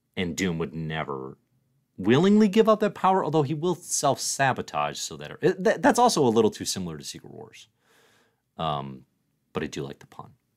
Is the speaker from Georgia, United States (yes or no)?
no; near Chicago, Illinois, United States; as a kid growing up near Chicago